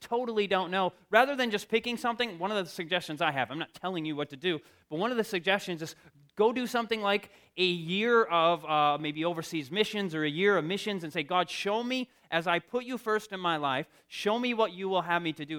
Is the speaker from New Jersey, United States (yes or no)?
no; Michigan, United States; I come from Michigan